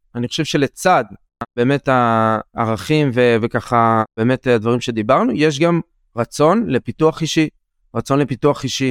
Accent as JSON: {"language": "Hebrew", "town": "Hatzeva", "region": "Southern District", "country": "Israel", "tie": "born or raised there", "said": "גדלתי בבית אה, חקלאי, אה, הורים חקלאים, מגדלים עגבניות, אבטיחים, תמרים, בעצמי נתתי תמרים לפני כמה שנים, במושב חצבה, בערבה"}